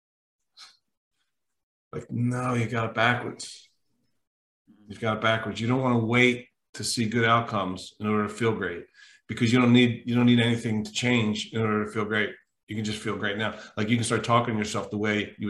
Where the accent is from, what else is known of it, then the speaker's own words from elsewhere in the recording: New Jersey, United States; moved away; I'm from Jersey. I'm from South Jersey originally